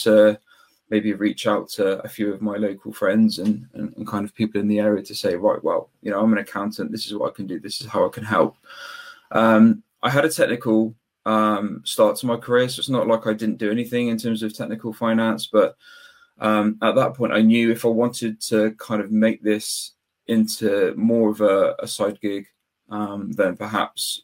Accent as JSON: {"language": "English", "town": "Weston-super-Mare", "region": "South West England", "country": "United Kingdom", "said": "I'm from Weston-super-Mare, which is just southwest of Bristol, about 20 minutes away"}